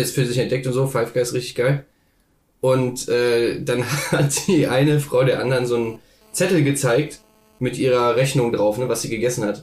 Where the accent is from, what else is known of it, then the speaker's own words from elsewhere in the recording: Magdeburg, Saxony-Anhalt, Germany; moved away; wo ich herkomme